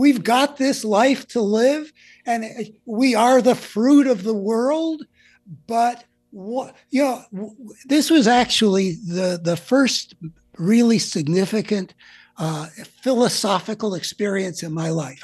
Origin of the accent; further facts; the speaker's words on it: United States; growing up in America over, you know, the whole post-war period